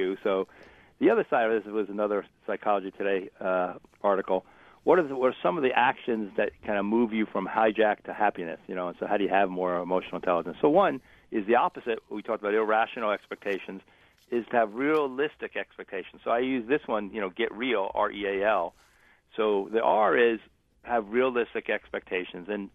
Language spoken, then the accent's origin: English; East Coast, United States; now in West Coast, United States; I'm on the West Coast. I grew up on the East Coast.